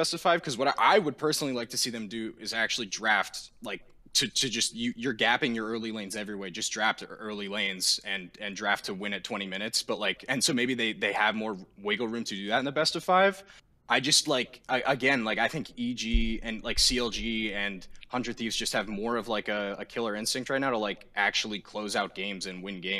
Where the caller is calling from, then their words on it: Allentown, Pennsylvania, United States; I'm calling from Allentown, Pennsylvania.